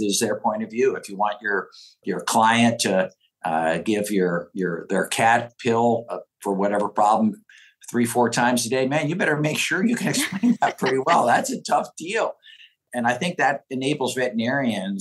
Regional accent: Oregon, United States; born or raised there

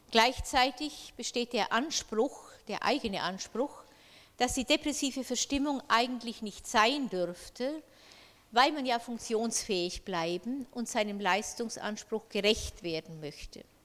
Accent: Bavaria, Germany; Ich kann das Wort Dysphorie äh, nur also mit äh, einem bayerischen Wort äh, übersetzen. Ich stamme ja aus Bayern.

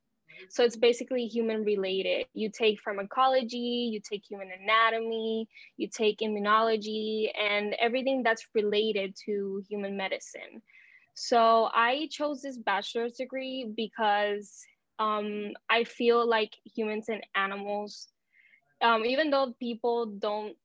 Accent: Puerto Rico; I am from Puerto Rico. So I've been living here my whole life.

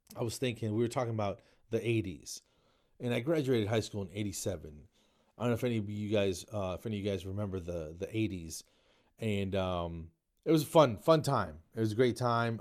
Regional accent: New Jersey, United States; I grew up in New Jersey

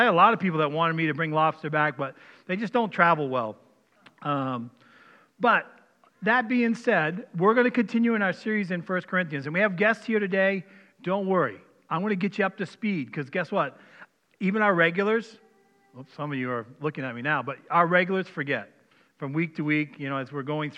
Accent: Maine, United States; born or raised there; accent: Maine; moved away as an adult; now in Minnesota, United States

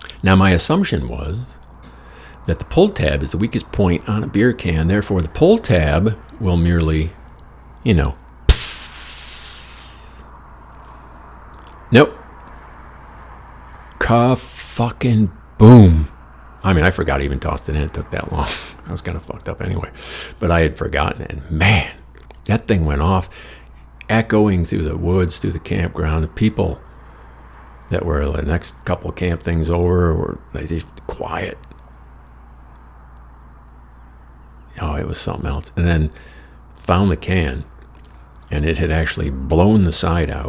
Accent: Dimondale, Michigan, United States; moved away; Back in Lansing, in my hometown in Dumitton

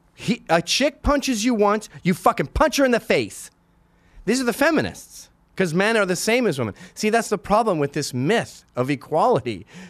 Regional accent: Canada; also born or lived in Scotland; now in New York, United States; I'm Canadian

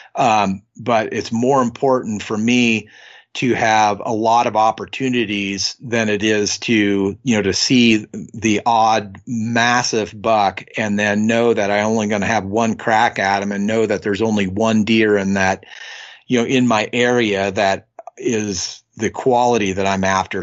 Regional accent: Northwestern California, United States; I grew up in Northwestern California, um, up near the Oregon border

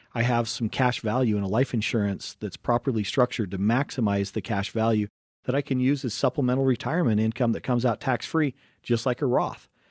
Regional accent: Wasatch Front, Utah, United States; we grew up in, in Utah, and, um, we grew up right on the Wasatch Front.

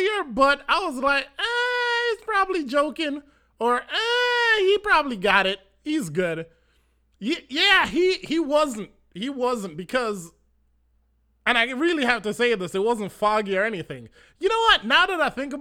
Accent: Manchester Parish, Jamaica; I was born in Manchester, and for driving from Manchester to Montego Bay, that was a thing that my family always did

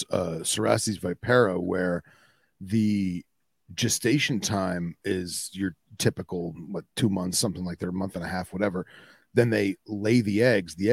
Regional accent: Midwest, United States; I'm from the Midwest, guys.

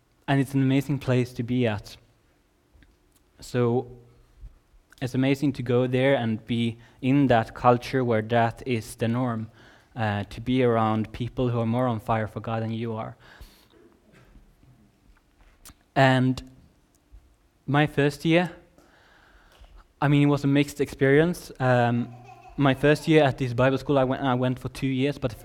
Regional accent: Sweden; also born or lived in Redding, California; I'm from Sweden

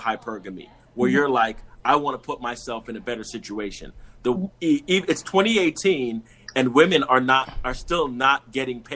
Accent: New York City, New York, United States; I'm from Brooklyn, New York. And before that, my entire family is Jamaican.

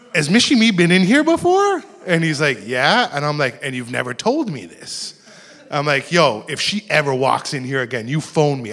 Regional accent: Toronto, Ontario, Canada; I grew up in Rexdale, which is not too far from here

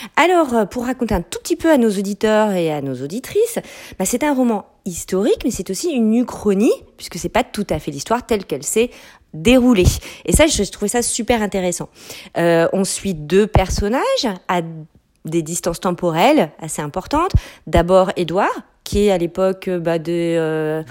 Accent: France; also born or lived in Quebec; now in Canada; en tant que Française installée au Québec depuis très

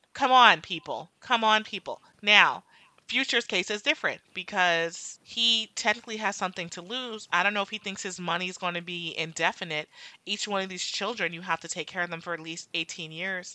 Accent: Jamaica; I'm Jamaican

